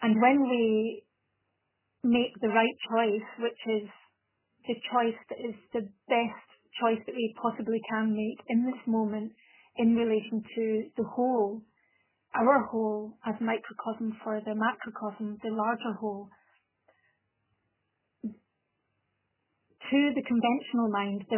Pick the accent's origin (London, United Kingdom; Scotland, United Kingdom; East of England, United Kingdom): Scotland, United Kingdom; now in Italy; I'm a Scottish person living in Italy and speaking Italian as a second but fluent language